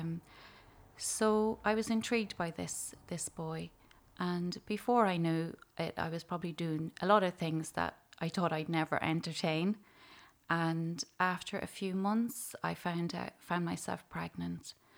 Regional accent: Dunleer, County Louth, Ireland; I'm from Dunleer, County Louth, and I grew up in a family of six children

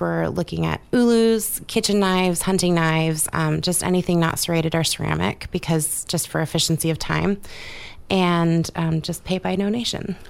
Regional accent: Southeast Alaska, United States; I'm born and raised in Southeast Alaska

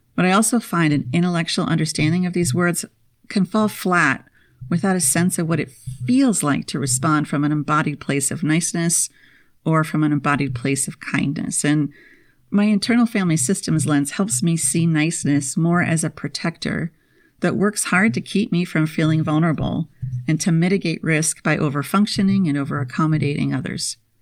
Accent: Minnesota, United States; moved away; I spent my formative years, kindergarten through twelfth grade, in the land of ten thousand lakes

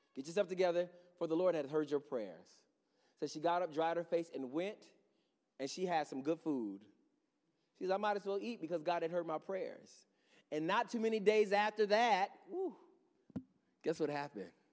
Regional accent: Henrietta, New York, United States; I grew up in Henrietta, not too far from here.

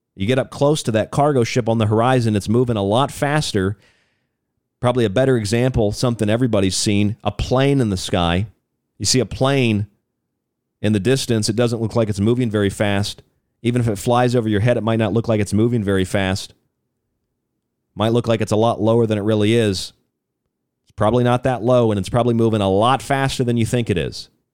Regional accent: Florida, United States; moved away; also born or lived in Arizona; my home state of Florida

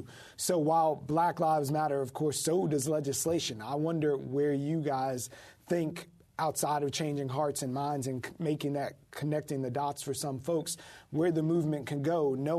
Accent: Florida, United States; Like, I'm from Florida and I can conceal my gun there

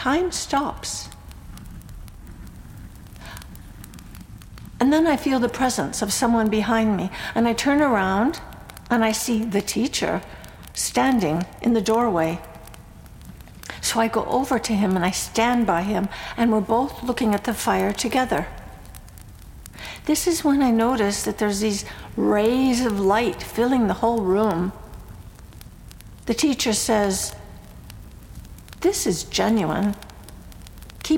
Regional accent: United States; I'm American, too.

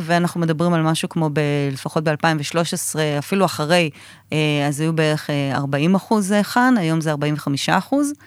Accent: Israel

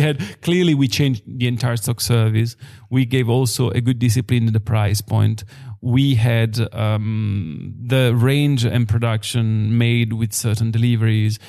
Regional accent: Biella, Piedmont, Italy; I'm born and raised in Biella

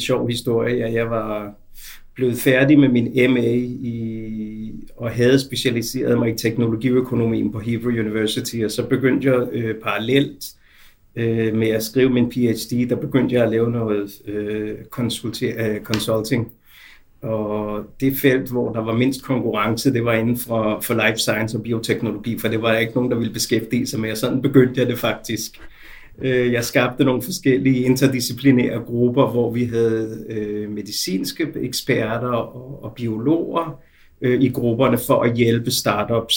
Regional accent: Denmark; moved away as an adult; now in Israel; Jeg er født og opvokset i Danmark

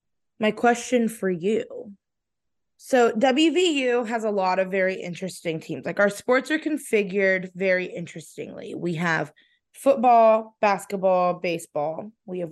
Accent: Stow, Ohio, United States; moved away as an adult; now in Morgantown, United States; So like I grew up in Stowe

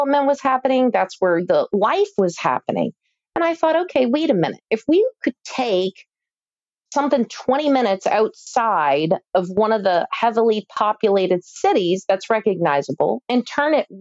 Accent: Louisville, Kentucky, United States; when I was growing up in Louisville, Kentucky, which is highly metro and the largest city in Kentucky

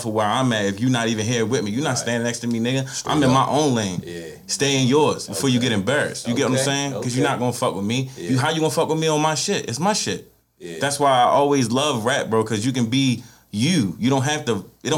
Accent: Baltimore, Maryland, United States; I'm from Baltimore

